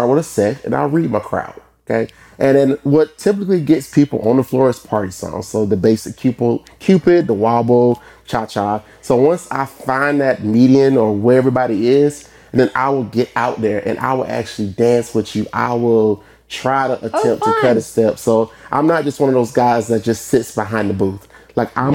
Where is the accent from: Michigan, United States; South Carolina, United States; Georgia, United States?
South Carolina, United States; Sumter; now in Lexington, United States; I'm born and raised in Sumter